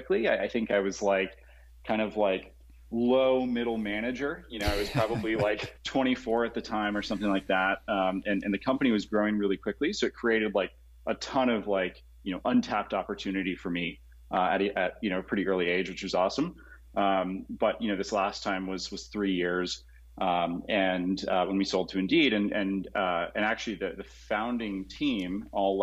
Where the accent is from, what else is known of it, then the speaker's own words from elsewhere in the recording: Colorado, United States; moved away as an adult; also born or lived in San Jose, California / Los Angeles, California / San Mateo, California; I was born in San Jose, and then left when I was growing up in Colorado, and then went to college in Los Angeles and came back